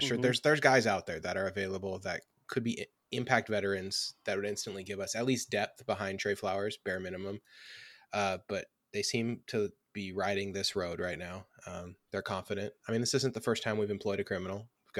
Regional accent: Staten Island, New York, United States; I'm from Staten Island

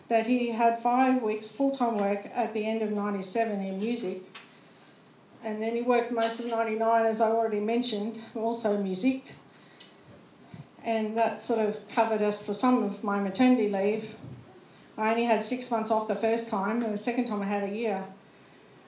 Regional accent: Queensland, Australia; also born or lived in Ipswich / Caboolture; we came from Queensland

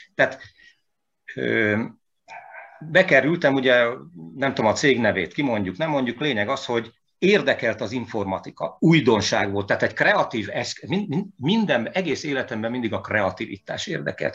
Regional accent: Veszprém, Veszprém County, Hungary; moved away as an adult; also born or lived in Hamburg, Germany; itt születtem

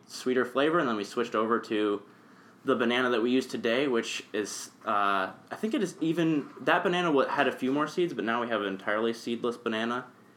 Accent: Illinois, United States; now in Lynchburg, United States; I'm from Illinois

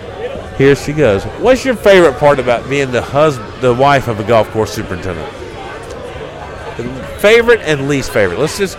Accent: Florence, South Carolina, United States; I'm from Florence, South Carolina.

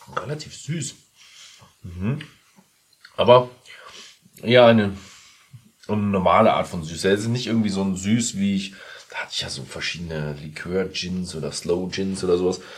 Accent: Bavaria, Germany; Ich als Bayer

